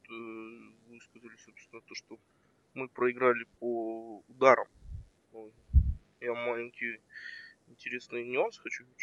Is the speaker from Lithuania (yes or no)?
no; Karaganda, Karaganda Region, Kazakhstan; я из Казахстана, с, с города Герой Караганда.